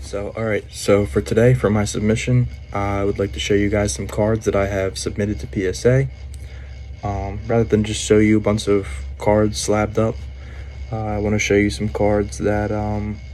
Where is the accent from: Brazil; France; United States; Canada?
United States; Philadelphia, Pennsylvania; I'm actually from the Philly, Pennsylvania area